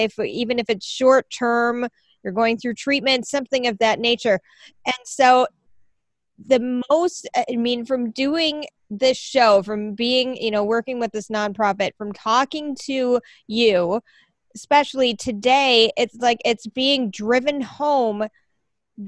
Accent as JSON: {"language": "English", "region": "Minnesota", "country": "United States", "said": "as a Minnesotan"}